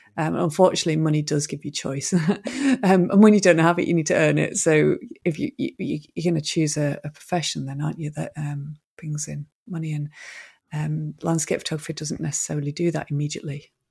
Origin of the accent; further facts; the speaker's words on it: Manchester, North West England, United Kingdom; I'm actually from Manchester